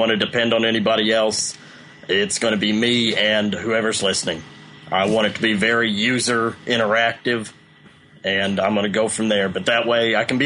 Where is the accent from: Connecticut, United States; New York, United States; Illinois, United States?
Illinois, United States; Southern; Southern Illinois